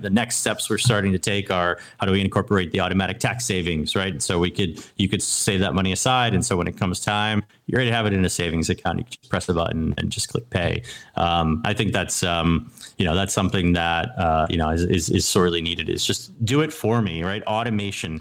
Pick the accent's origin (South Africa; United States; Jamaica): United States; New England; I grew up in New England